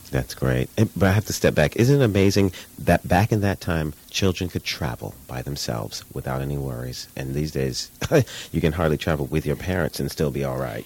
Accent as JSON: {"language": "English", "town": "New York City", "region": "New York", "country": "United States", "said": "We're both from Brooklyn"}